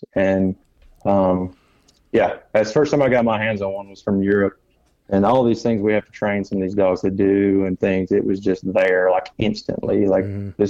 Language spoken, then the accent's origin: English; Alabama, United States; I thank God I had that background growing up in Northeast Alabama